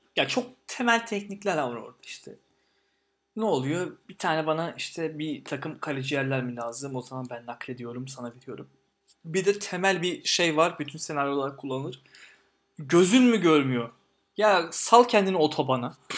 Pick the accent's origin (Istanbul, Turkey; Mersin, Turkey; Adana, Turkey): Istanbul, Turkey; Ben Eyüp'te büyüdüm. Gazi Osman Paşa'da büyüdüm.